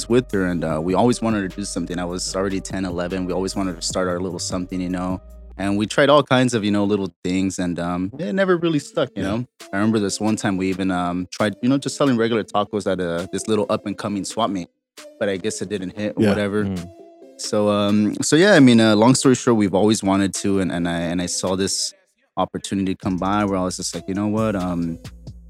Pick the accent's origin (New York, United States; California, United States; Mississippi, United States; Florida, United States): California, United States; Los Angeles; Born and raised in Boyle Heights, right off of First Street in front of the famous Mercadito